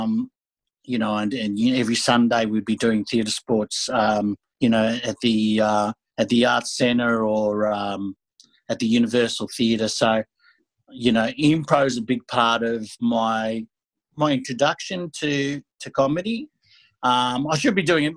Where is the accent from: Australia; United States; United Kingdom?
Australia; I'm a Greek Australian